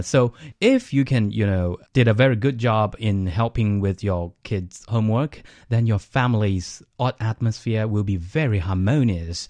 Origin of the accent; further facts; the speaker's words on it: Beijing, China; I was made in China and growing up here.